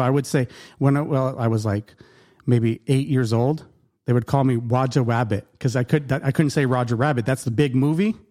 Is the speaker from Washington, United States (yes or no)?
no; Yuma, Arizona, United States